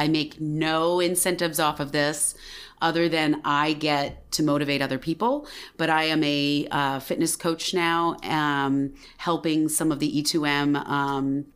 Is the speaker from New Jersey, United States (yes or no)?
yes; Basking Ridge, New Jersey, United States; my hometown of Basking Ridge, New Jersey